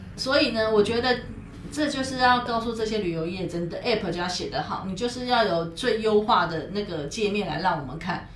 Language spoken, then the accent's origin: Chinese; Taiwan; 身为台湾人的，我们